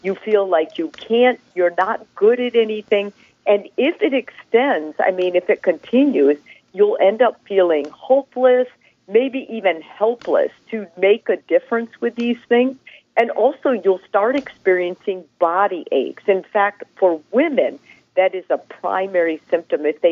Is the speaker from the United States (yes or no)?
yes; northern Wisconsin, United States; now in Houston, United States; my family immigrated from Italy to northern Wisconsin